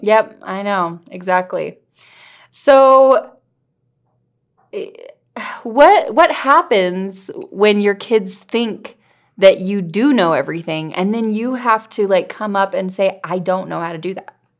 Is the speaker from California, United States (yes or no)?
yes; California, United States; I grew up in California